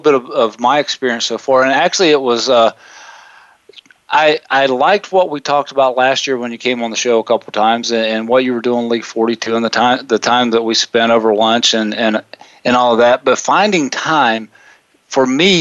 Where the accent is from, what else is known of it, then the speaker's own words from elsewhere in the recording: South Carolina, United States; I grew up in South Carolina